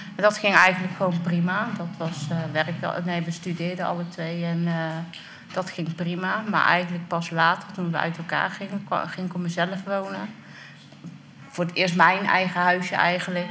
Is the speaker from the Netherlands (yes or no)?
yes; North Brabant, Netherlands; now in Dordrecht, Netherlands; Opgegroeid in Brabant en ik woon nu in Dordrecht